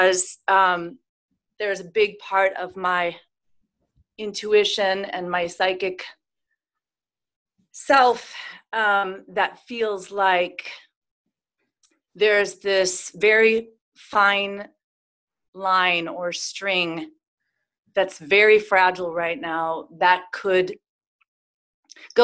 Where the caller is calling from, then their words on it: California, United States; I'm calling from the exciting lockdown state of California.